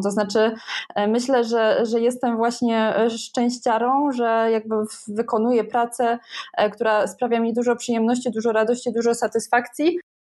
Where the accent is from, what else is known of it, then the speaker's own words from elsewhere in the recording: Bytom, Silesian Voivodeship, Poland; moje rodzinne miasto e, Bytom